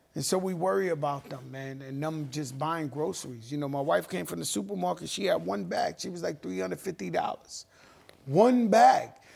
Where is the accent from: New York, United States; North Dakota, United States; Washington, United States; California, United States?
New York, United States; New York City; When I grew up in the Bronx in the seventies